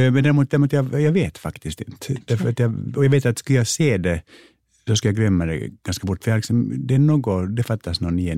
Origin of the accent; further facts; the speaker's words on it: United States; born there; jo, jag föddes faktiskt i Amerika.